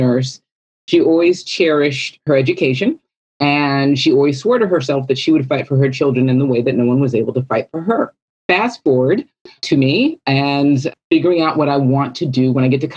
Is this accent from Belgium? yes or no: no; California, United States; I was born and raised in California